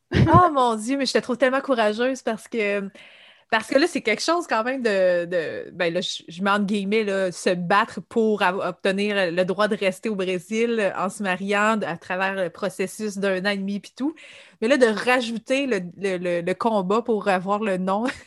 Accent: Quebec, Canada; en tant que Québécois

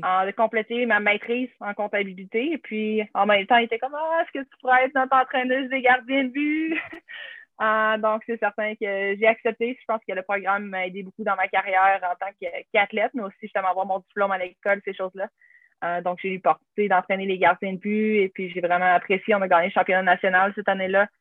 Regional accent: Charlevoix, Quebec, Canada; en grandissant, justement, à Charlevoix

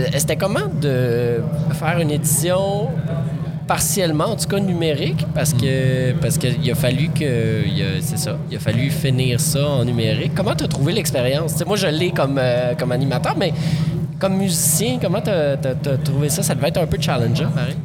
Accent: Montreal, Quebec, Canada; les Montréalais

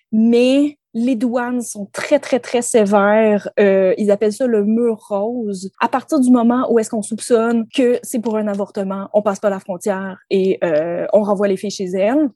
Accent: Quebec, Canada; en tant que Québécois

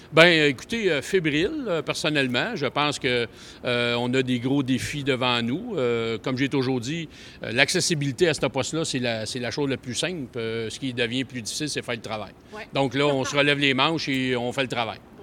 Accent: Montreal, Quebec, Canada; je suis un petit gars de Montréal.

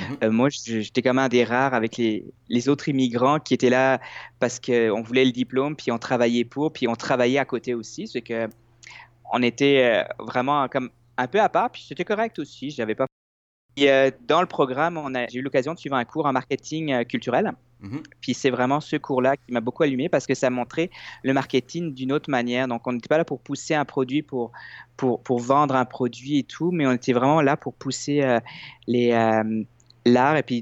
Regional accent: France; now in Quebec, Canada; moi, je suis arrivé en 2003 de la France euh, au Québec.

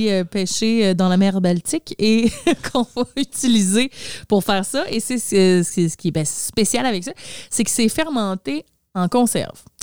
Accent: Sweden; accent: Swedish; French is a second language; Donc, pour les besoins de la chronique, je vais enlever mon accent suédois et je vais dire le surströmming le mieux possible, OK?

